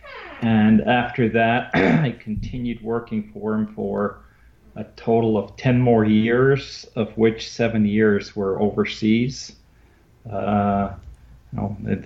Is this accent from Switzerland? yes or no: yes; Biel, Bern, Switzerland; moved away as an adult; now in United States; I grew up in Kiel, which is kind of the watch capital of the world, with headquarters of the Swatch Group